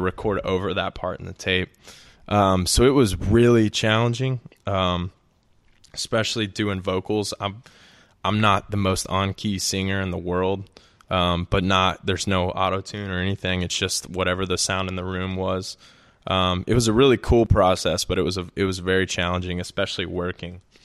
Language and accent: English; Birmingham, Alabama, United States; also born or lived in Auburn; I'm from Birmingham